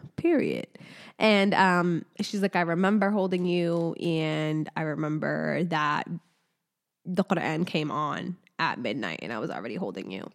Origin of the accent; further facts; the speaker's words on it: Casablanca, Casablanca-Settat, Morocco; I was born in Casablanca, Morocco